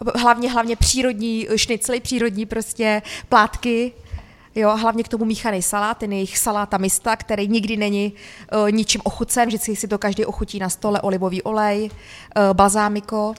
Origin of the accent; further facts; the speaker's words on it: Humpolec, Vysočina Region, Czechia; also born or lived in Austria; Já jsem přímo z Humpolce